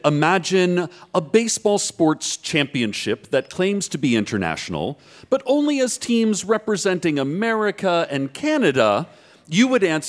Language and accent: English; the South, United States; And I'm from the South